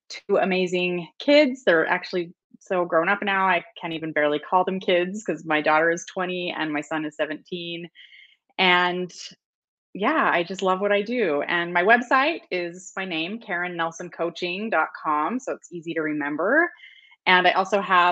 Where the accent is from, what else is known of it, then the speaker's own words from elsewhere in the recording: Utah, United States; I grew up in Utah